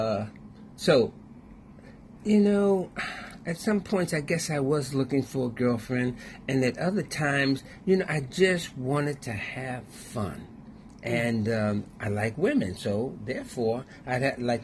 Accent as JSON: {"language": "English", "town": "Washington", "region": "District of Columbia", "country": "United States", "tie": "born or raised there", "said": "I grew up in Washington, D.C."}